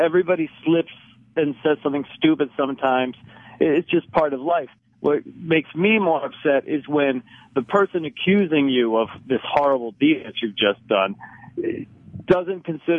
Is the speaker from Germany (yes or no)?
no; Cyprus; Right, I'm from Cyprus, Cypriot.